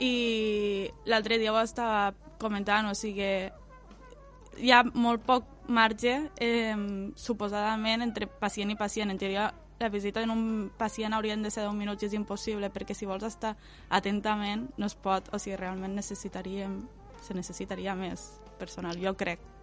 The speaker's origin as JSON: {"language": "Catalan", "town": "L'Ampolla", "region": "Catalonia", "country": "Spain", "tie": "born or raised there", "also_born_or_lived": "Tortosa / Camarles", "said": "jo m'he criat a l'Ampolla, però tampoc m'he criat exactament a l'Ampolla perquè he anat al col·le a Tortosa"}